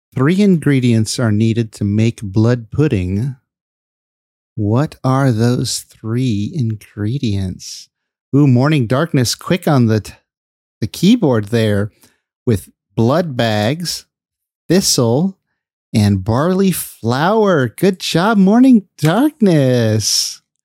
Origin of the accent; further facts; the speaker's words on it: Bay Area, California, United States; I live in the uh, Bay Area